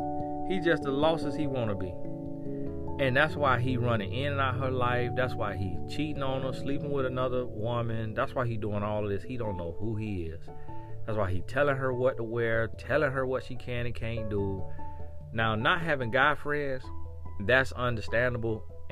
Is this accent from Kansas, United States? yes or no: no; El Paso, Texas, United States; born there; So I was born in El Paso, Texas, because my dad was in the military.